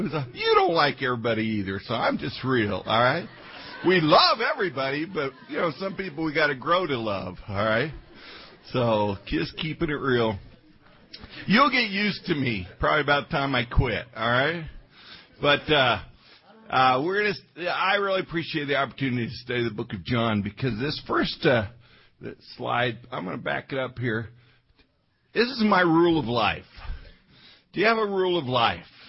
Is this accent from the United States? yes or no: yes; Colorado, United States; now in Omaha, United States; I was raised in Colorado